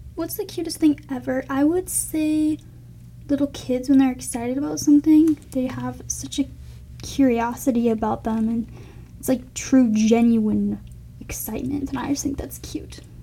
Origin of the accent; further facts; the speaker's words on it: Elk River, Minnesota, United States; also born or lived in Sartell, Minnesota / St. Paul, Minnesota; I was born in Sartell, Minnesota, and moved to Elk River when I was about two